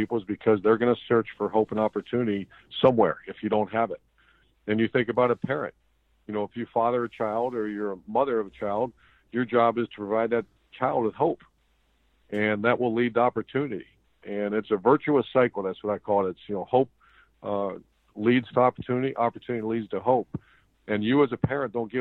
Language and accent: English; Ashtabula, Ohio, United States; my hometown of Ashtabula, Ohio